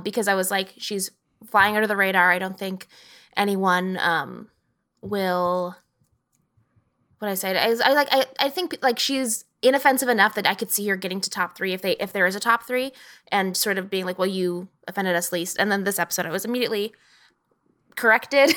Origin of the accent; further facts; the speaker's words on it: Texas, United States; I'm from Texas, so the accent